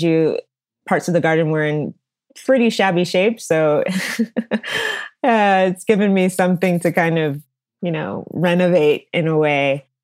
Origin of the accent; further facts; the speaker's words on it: Dallas, Texas, United States; moved away; speaking to you now from, from Dallas, Texas, uh, which is my hometown